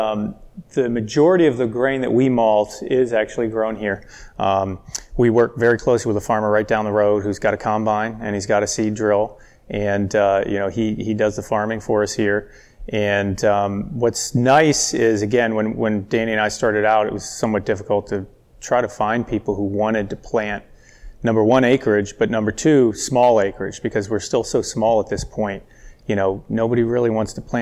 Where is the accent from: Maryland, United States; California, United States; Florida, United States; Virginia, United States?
Maryland, United States; College Park; born or raised there; now in Howard County, United States